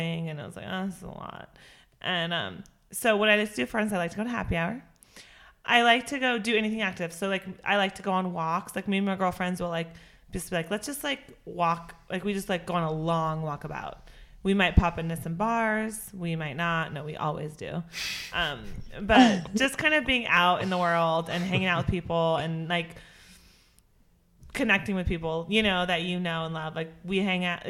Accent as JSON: {"language": "English", "town": "Spokane", "region": "Washington", "country": "United States", "tie": "born or raised there", "said": "I was born and raised in Spokane"}